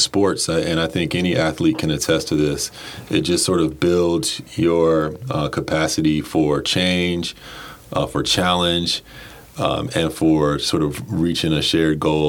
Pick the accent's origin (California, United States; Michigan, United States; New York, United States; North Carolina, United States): North Carolina, United States; Durham; moved away as an adult; now in Baltimore, United States; grew up in Durham, North Carolina.